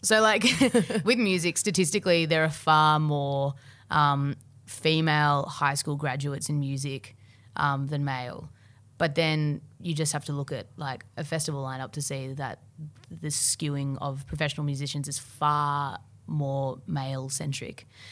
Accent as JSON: {"language": "English", "town": "Melbourne", "region": "Victoria", "country": "Australia", "tie": "born or raised there", "said": "I grew up in Albert Park"}